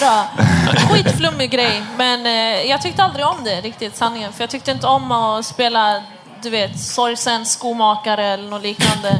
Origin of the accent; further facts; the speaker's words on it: Stockholm, Stockholm County, Sweden; jag kommer själv från Husby